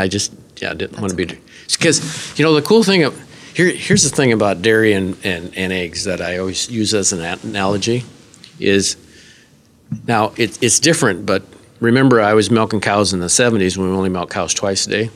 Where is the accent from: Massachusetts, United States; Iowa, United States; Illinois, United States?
Iowa, United States; Northwest; I'm from Northwest Iowa, in the state of Iowa